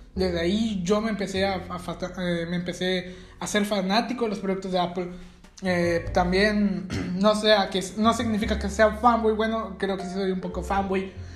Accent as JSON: {"language": "Spanish", "country": "Mexico", "said": "aquí en mi país, en México"}